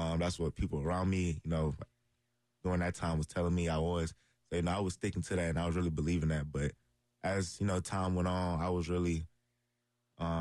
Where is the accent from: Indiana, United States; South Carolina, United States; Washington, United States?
South Carolina, United States; Columbia; my hometown